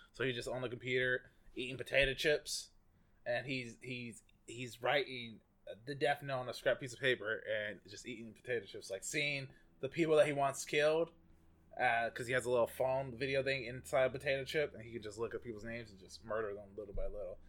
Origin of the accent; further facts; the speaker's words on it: United States; accent: American; my American accent